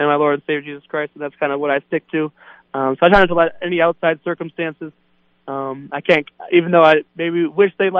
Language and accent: English; Minneapolis, Minnesota, United States; moved away; in my hometown, in the home of the Vikings, U.S. Bank Stadium